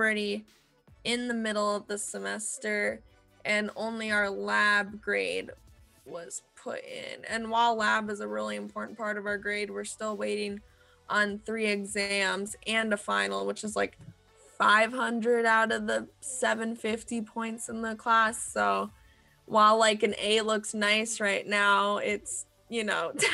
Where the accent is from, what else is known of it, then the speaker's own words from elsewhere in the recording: California, United States; I'm studying remotely right now in California, my hometown